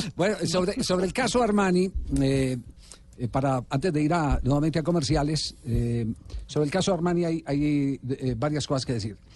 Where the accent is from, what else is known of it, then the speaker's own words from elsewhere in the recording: Colombia; como colombiano